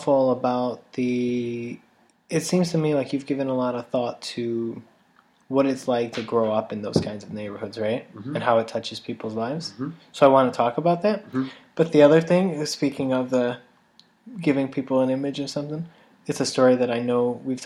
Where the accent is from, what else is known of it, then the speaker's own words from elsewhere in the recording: Chicago, Illinois, United States; I grew up in Little Village